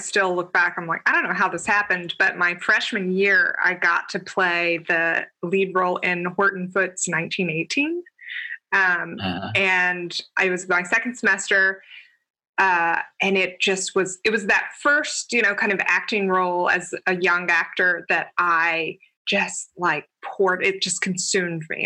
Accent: Georgia, United States; moved away as an adult; also born or lived in San Francisco; now in New York City, United States; I grew up in Georgia

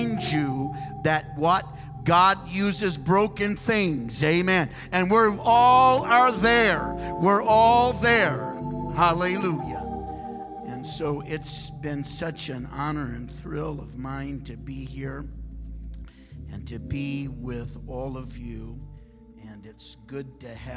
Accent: Michigan, United States; I'm from Michigan

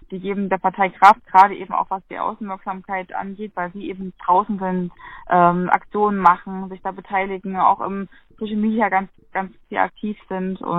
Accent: Gera, Thuringia, Germany; meine Heimatstadt in Gera ist die Linke zum Beispiel sehr stark.

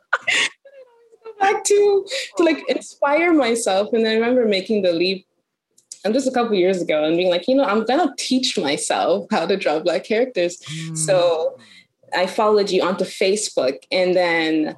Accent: Toronto, Ontario, Canada; I'm born and raised in Toronto, Canada.

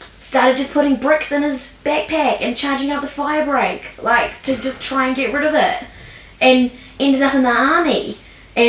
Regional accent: Lower Hutt, Wellington, New Zealand; also born or lived in Canberra, Australia; I was born in Lower Heart Hospital. And then I went to Eastern Heart Primary School, Heart Intermediate, and Heart High

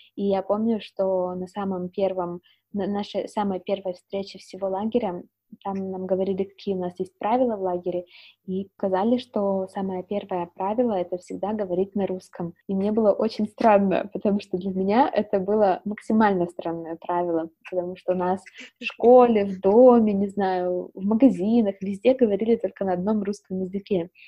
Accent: Siberia, Russia; now in Netherlands; я из Сибири

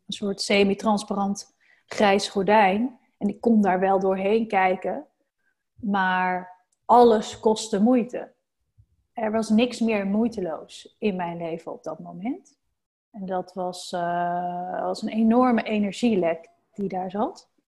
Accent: North Brabant, Netherlands; now in Randstad, Netherlands; in Brabant, waar ik vandaan kom

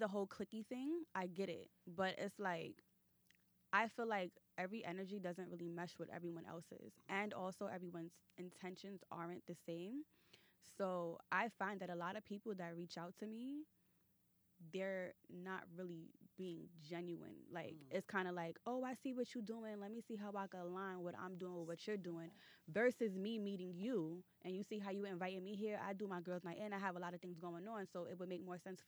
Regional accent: New York City, New York, United States; I'm from Brooklyn.

